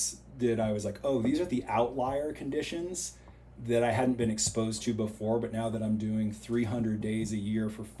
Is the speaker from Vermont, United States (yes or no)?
yes; Vermont, United States; moved away; also born or lived in Chamonix; when I was a kid growing up in Vermont